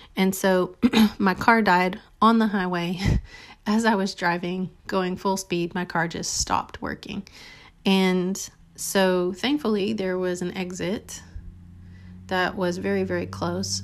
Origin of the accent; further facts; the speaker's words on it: South Texas, United States; also born or lived in Dallas; I was from, um, a little town in South Texas